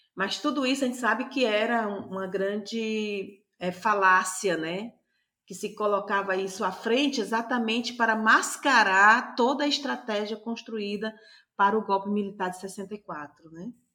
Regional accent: Paraíba, Brazil; eu nasci na Paraíba

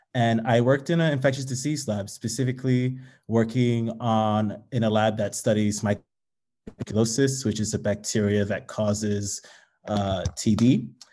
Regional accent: New York City, New York, United States; also born or lived in Nigeria; I was born in Nigeria and immigrated to the U S to the Bronx at the age of two with my parents

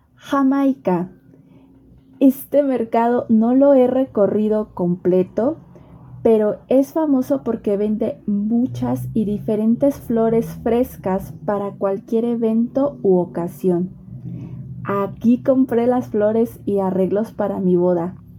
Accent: Mexico; yo como mexicana

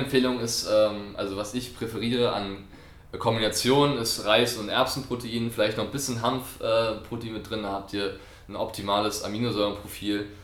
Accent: France; moved away; ich bin Franzose

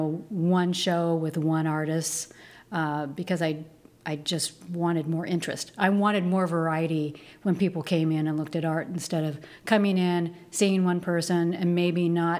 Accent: Seattle, Washington, United States; moved away as an adult; now in Salem, United States; I'm from Seattle, Washington. Been here for about 13 years.

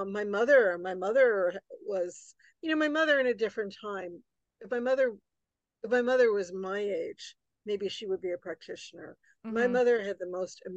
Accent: New York City, New York, United States; I grew up right outside New York City, in New York City, and right outside New York City

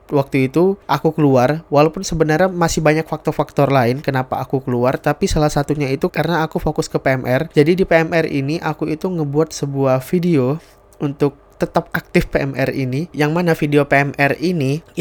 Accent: Sintang, West Kalimantan, Indonesia; Jadi TV Senentang ini adalah TV yang ada di daerah aku di kota Sintang.

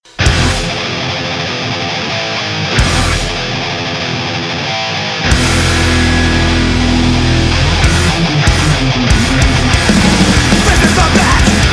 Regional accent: Pacific Northwest, United States; I grew up like in the Pacific Northwest.

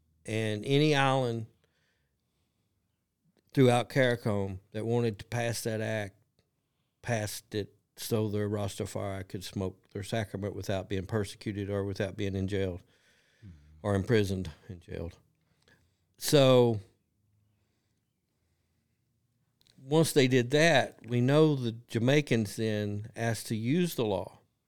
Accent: Kentucky, United States; I'm from Kentucky. I'm a dumb old country boy from Kentucky.

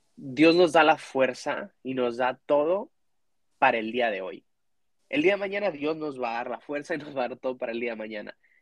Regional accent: Mexico; now in Dallas, United States; como mexicano, como latino que crecí en la iglesia

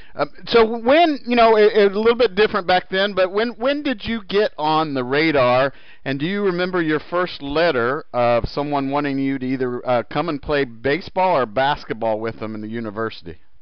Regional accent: Indianapolis, Indiana, United States; born and raised in Indianapolis

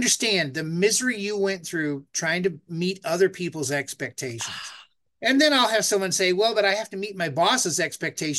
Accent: United States; I'm American

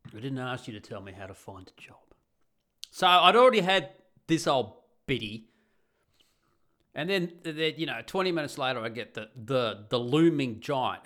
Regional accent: Australia; moved away as an adult; now in Netherlands; I'm the Australian guy that moves to Holland

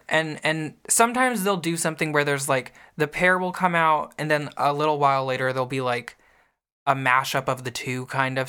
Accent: the North, United States; I grew up in the North

